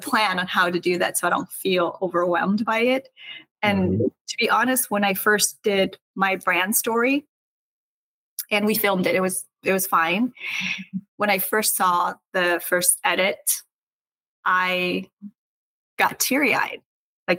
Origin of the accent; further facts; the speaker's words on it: Seattle, Pacific Northwest, United States; moved away as an adult; now in Los Angeles, United States; I'm from the Northwest. I was raised differently